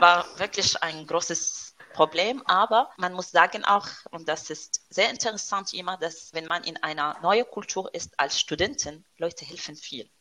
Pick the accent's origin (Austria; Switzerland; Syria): Syria; German is a second language; moved away as an adult; also born or lived in France; now in Stuttgart, Germany; Ich komme, ich stamme aus Syrien